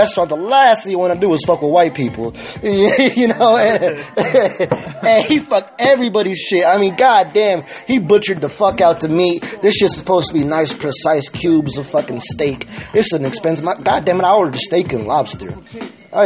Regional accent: California, United States; I'm from Cali, born and raised

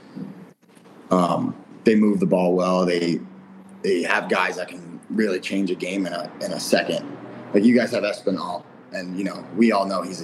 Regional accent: New York, United States; also born or lived in Michigan; now in Rochester, United States; I'm a New Yorker. So it's only 5-hour drive. So I can always go home if I wanted to see family

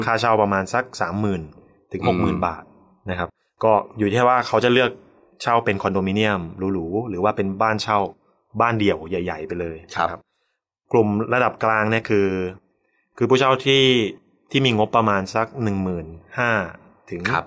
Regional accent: Chonburi, Thailand; also born or lived in Bangkok; กลับบ้านที่ชลบุรี

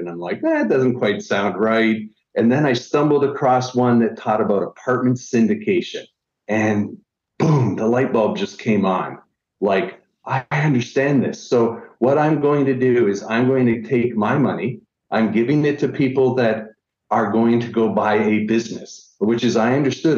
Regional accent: Niagara Falls, Ontario, Canada; I'm originally from Niagara Falls, Canada

